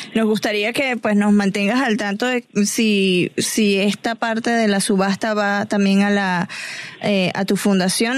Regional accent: Venezuela

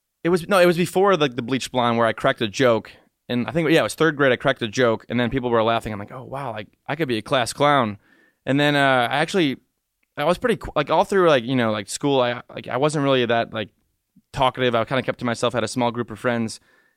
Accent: Macomb, Michigan, United States; I was born and raised in Macomb, Michigan.

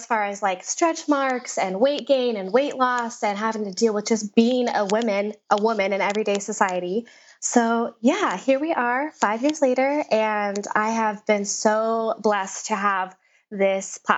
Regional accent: Las Vegas, Nevada, United States; also born or lived in New York City; I was born and raised in Las Vegas

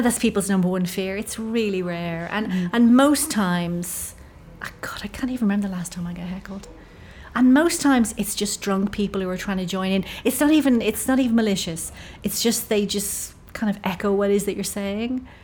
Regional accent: Ireland; I'm Irish

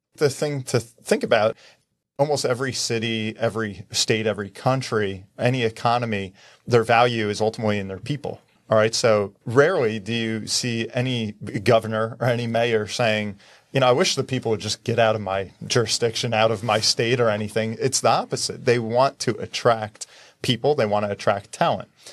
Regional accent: New Jersey, United States; I'm from New Jersey.

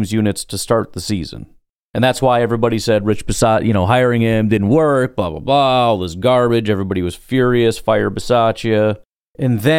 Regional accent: Hanover Park, Illinois, United States; I grew up in Hanover Park. Mostly, I was all over the place, but it was mostly Hanover Park

